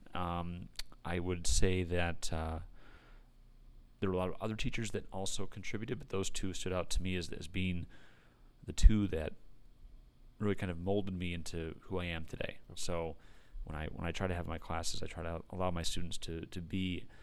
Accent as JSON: {"language": "English", "town": "Pinckney", "region": "Michigan", "country": "United States", "tie": "born or raised there", "said": "I grew up in Pinckney, was a Pinckney grad, 2006"}